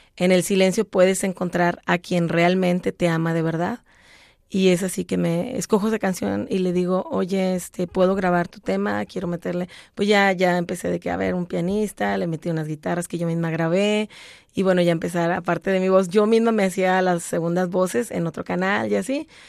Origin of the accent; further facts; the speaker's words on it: Monterrey, Nuevo León, Mexico; aprendí a tocar guitarra y mandolina en mi ciudad natal, Monterrey, Nuevo León, México